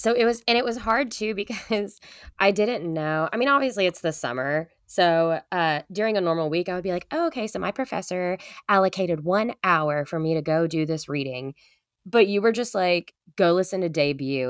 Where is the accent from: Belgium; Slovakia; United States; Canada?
United States; Madisonville, Kentucky; we're from Madisonville, Kentucky